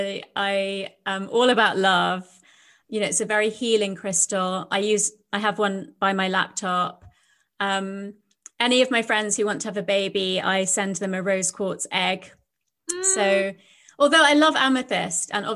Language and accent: English; London, United Kingdom; I was brought up in London, but by Indian parents who had emigrated from India.